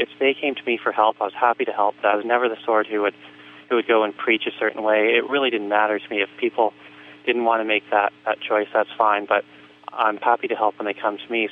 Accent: Vancouver, British Columbia, Canada; I grew up in in Canada in Vancouver

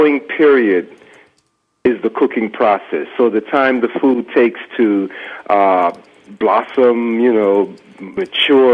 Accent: Canal Zone, Panama; moved away; my background growing up in Panama on the Canal Zone

